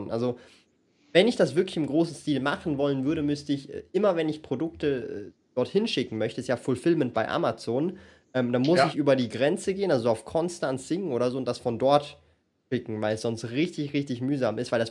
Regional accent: Switzerland; ich habe aber leider feststellen müssen, dass es als Schweizer richtig räudig ist.

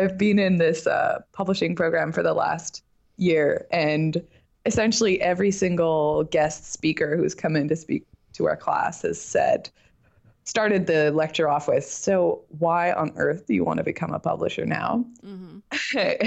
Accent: Vancouver, British Columbia, Canada; English is a second language; also born or lived in Belgium; Well, I grew up in Vancouver. I'm technically from Belgium.

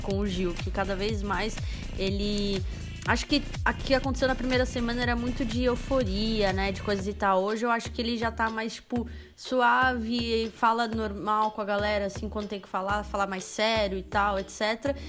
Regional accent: São Paulo, Brazil; como boa paulistana

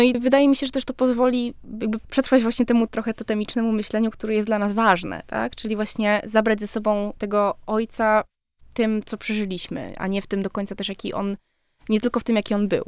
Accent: Silesian Voivodeship, Poland; jestem ze Śląska

